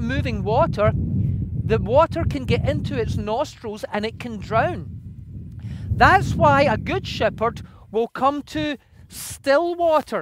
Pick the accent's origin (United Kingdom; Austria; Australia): United Kingdom; Scotland; moved away; I come originally from Scotland, and in Scotland we have sheep everywhere.